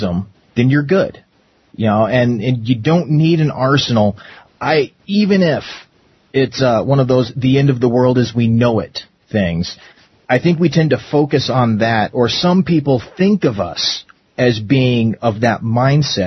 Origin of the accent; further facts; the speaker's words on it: Arizona, United States; growing up in Arizona for so long.